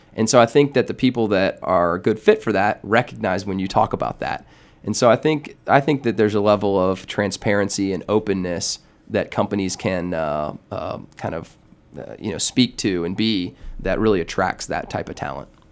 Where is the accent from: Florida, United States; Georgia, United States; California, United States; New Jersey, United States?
Georgia, United States; Atlanta; I'm actually from Atlanta here, grew up in, in town, went to Georgia Tech